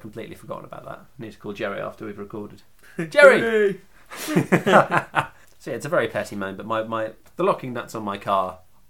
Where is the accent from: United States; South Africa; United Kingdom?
United Kingdom; England; I'm very English